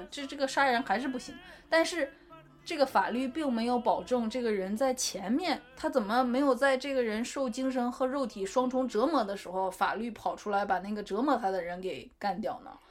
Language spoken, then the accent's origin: Chinese; China; 可能确实跟我们中国人，呃，一直以来的这种，比如说内敛自持是不 不一样的